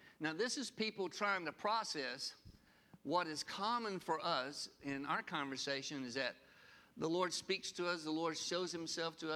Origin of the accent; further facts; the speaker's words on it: Sylacauga, Alabama, United States; the last three of us were born in good old Sylacauga, Alabama